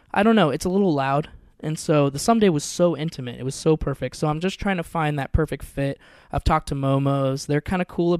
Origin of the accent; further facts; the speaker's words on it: Seattle, Washington, United States; now in Portland, United States; a whole group I grew up in Seattle, so a bunch of people in Seattle.